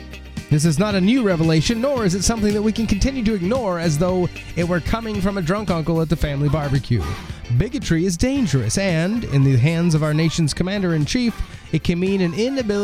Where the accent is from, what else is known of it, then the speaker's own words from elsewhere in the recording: New Jersey, United States; also born or lived in Maryland; Number three, I grew up in New Jersey and Maryland and now have family in Longboat Key, Florida.